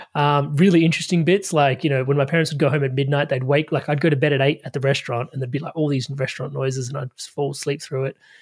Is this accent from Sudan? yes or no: no; Adelaide, South Australia, Australia; I, I grew up in Adelaide, Australia